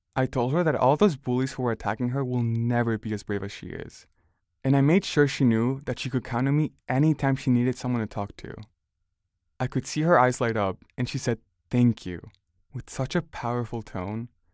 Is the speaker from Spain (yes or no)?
yes; Barcelona, Catalonia, Spain; now in United States; I grew up in Barcelona